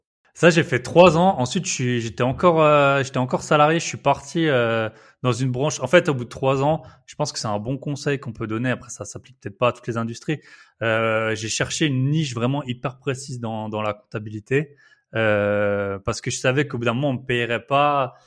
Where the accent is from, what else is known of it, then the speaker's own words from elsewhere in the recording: Alsace, Grand Est, France; accent: Alsatian; moved away as an adult; je suis Alsacien